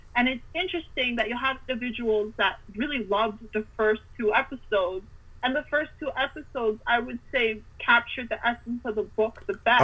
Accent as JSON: {"language": "English", "country": "Canada", "tie": "born or raised there", "said": "I grew up somewhere in Canada"}